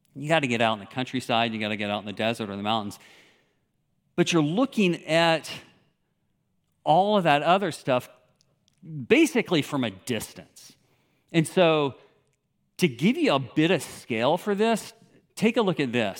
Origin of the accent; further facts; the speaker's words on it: Memphis, Tennessee, United States; moved away as an adult; also born or lived in Moscow / Kyrgyzstan; growing up in Memphis, Tennessee, which I did.